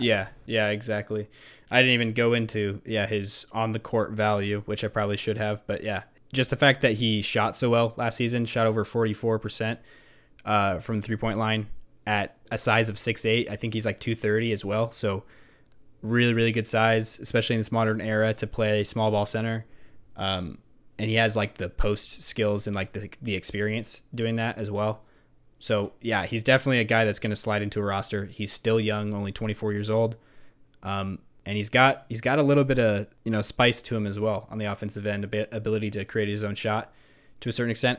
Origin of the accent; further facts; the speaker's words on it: Nebraska, United States; we're from Nebraska, the great beef state.